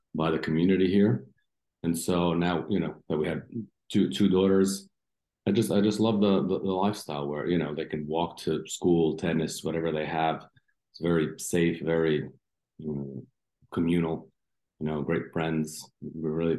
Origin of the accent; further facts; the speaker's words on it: Long Island, New York, United States; moved away as an adult; now in Osijek, Croatia; I was born over there in New York. And my brothers and I were raised in New York